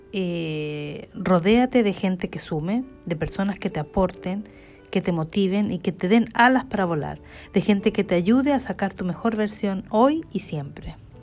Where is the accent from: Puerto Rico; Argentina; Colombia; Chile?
Chile; now in Stockholm, Sweden; soy chilena, eh, nací en Chile eh, y vivo en Suecia desde hace 32 años